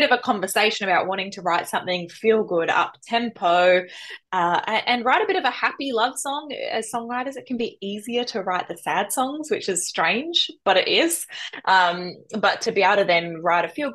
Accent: Melbourne, Victoria, Australia; moved away; also born or lived in Central Coast, New South Wales; I grew up in Melbourne

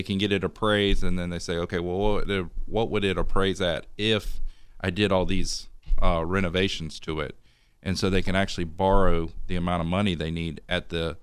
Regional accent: Ocala, Florida, United States; moved away as an adult; now in Tallahassee, United States; originally I'm from Ocala, Florida. I moved here to go to school at FSU

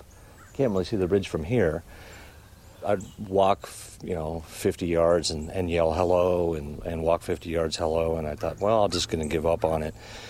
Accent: Mount Baldy, California, United States; I grew up in Mount Baldy

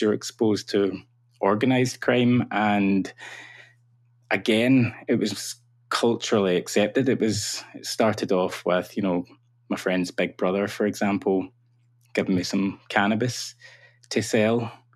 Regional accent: Cumbernauld, Scotland, United Kingdom; am from a town called Cumbernauld, which is a satellite town of Glasgow.

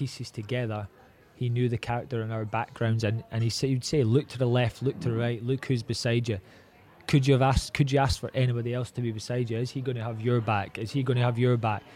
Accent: Scotland, United Kingdom

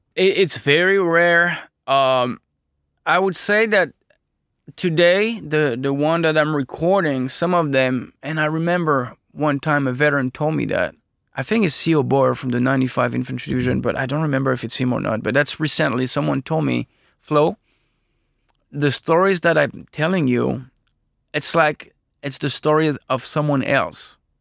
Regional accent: France; I'm from France

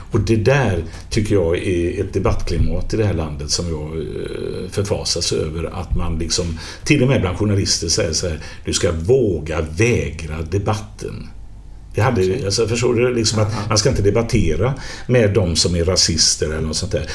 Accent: Gothenburg, Västra Götaland, Sweden; accent: göteborgska; alla hör ju att jag är från Göteborg

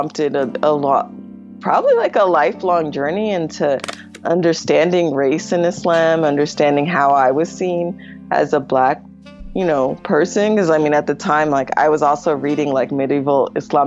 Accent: United States; I was American

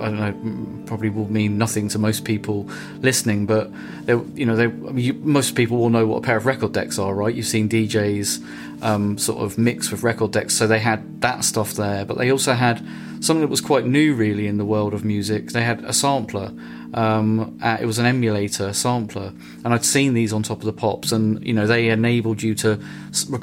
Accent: Brighton, South East England, United Kingdom; I grew up in East Brighton on the Bristol Estate

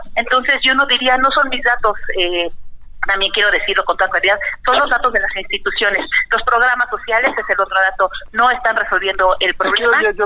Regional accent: Mexico

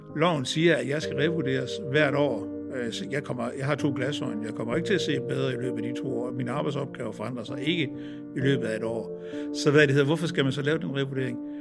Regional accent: Ringkøbing, Central Denmark Region, Denmark; moved away; jeg er født og opvokset øh, på egen omkring Ringkøbing, øh, på Holmsland, øh, midt imellem Ringkøbing og Søndervig

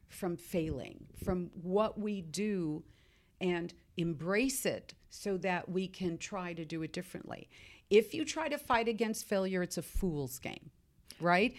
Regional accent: Seattle, Washington, United States; having grown up you know, in Seattle, Starbucks world

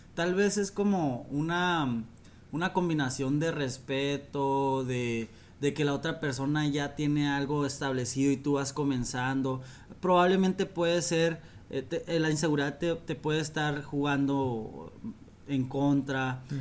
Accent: Mexico; moved away; also born or lived in Dominican Republic; yo voy como todo mexicano

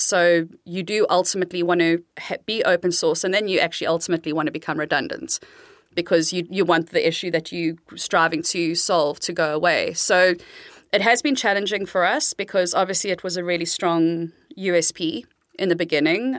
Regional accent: South Africa; moved away as an adult; now in Amsterdam, Netherlands; I'm South African, born and raised, um, but been living in the Netherlands in Amsterdam for almost 21 years

